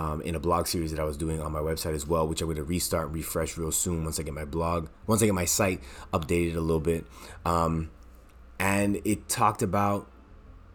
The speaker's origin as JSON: {"language": "English", "town": "Toronto", "region": "Ontario", "country": "Canada", "tie": "born or raised there", "moved": "as an adult", "lives_now": "Montreal, Canada", "said": "I was born in Montreal, Quebec. I moved when I was 3 years old to Toronto, lived here for 20 years, and I moved back in 2008."}